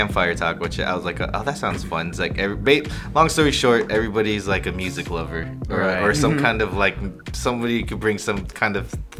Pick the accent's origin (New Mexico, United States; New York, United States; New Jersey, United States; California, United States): California, United States; Bay Area; we're from the Bay Area